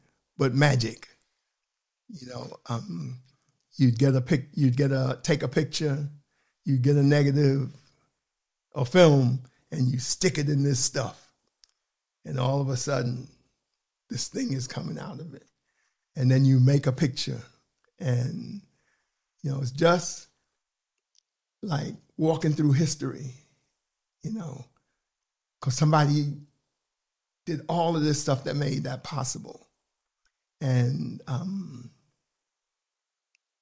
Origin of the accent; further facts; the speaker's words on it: New York City, New York, United States; moved away as an adult; now in Portland, United States; I'm originally from Harlem, New York, and I've been here 43 years